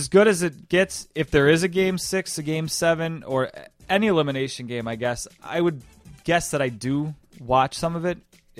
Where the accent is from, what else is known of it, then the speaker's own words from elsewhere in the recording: Buffalo, New York, United States; growing up in Buffalo, I don't have a team. My parents didn't have a team.